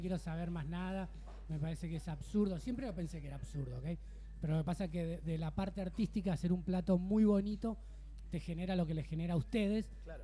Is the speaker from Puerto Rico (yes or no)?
no; Bella Vista, Buenos Aires Province, Argentina; moved away as an adult; now in Barcelona, Spain; yo soy de Buenos Aires, provincia de Buenos Aires, un lugar que se llama Bella Vista